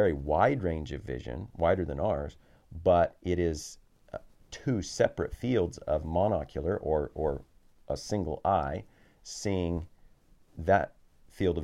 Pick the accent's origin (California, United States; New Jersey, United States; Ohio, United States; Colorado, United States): Colorado, United States; now in New Zealand; we spent a few months back near my hometown in Colorado